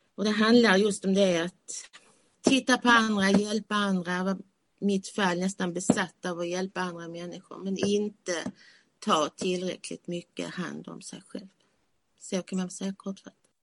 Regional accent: Malmö, Skåne, Sweden; moved away as an adult; now in Sölvesborg, Sweden; jag kommer från Malmö, som ni kanske hör

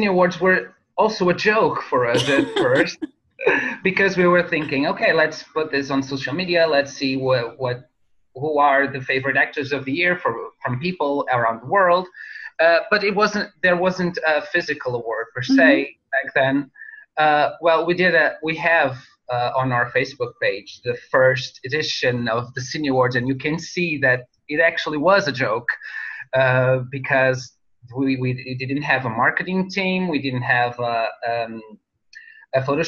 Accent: North, Portugal; we're based in Portugal, in my hometown, Oliveira das Meis

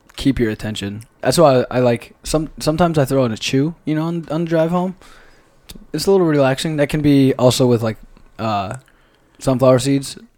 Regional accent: Grinnell, Iowa, United States; I'm from Iowa

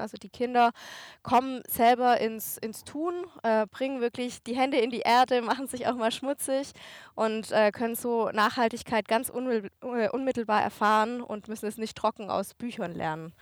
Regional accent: Germany; in Deutschland hier, wo ich ja auch wohne, wo ich herkomme

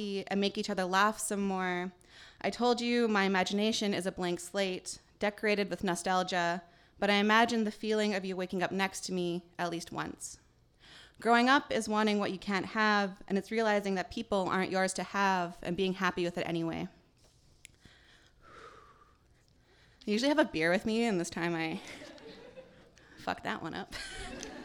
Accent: northeastern British Columbia, Canada; also born or lived in Île-à-la-Crosse, Saskatchewan; I grew up in Treaty 8 Territory, northeastern BC, but my family is originally from Isle of Cross or Sagidawak in our language, which is in northern Saskatchewan

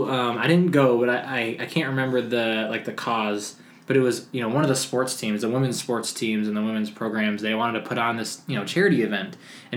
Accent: New York, United States; I'm from New York.

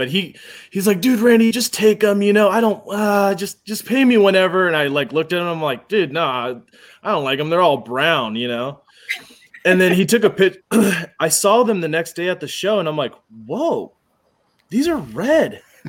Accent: Corpus Christi, Texas, United States; also born or lived in Jacksonville, Florida / El Centro, California; My dad was a pilot, man. So I grew up on Navy bases. I lived in Corpus and Jacksonville, Florida. I lived El Centro, California.

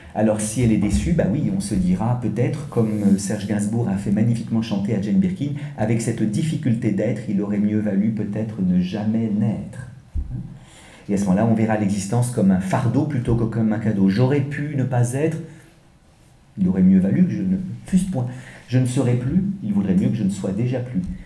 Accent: France; accent: French; pardonnez mon accent français

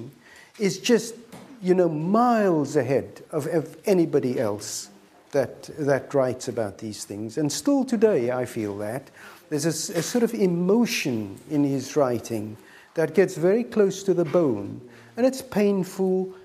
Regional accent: South Africa; moved away; I am a South African, as you may know, and that means that the encounter with apartheid was very much what I grew up

